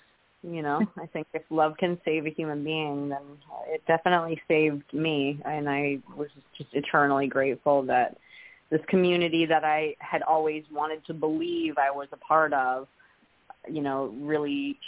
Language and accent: English; Canada